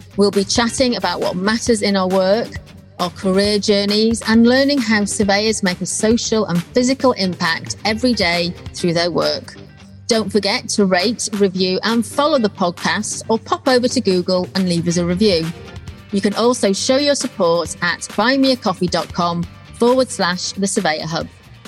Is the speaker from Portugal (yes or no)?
no; Wales, United Kingdom; accent: Welsh; now in Milton Keynes, United Kingdom; I'm actually from North Wales and I'm very fickle with my accent. So there's a chance that by the end of this conversation, my accent may have changed and I might have slipped into a very Welsh accent.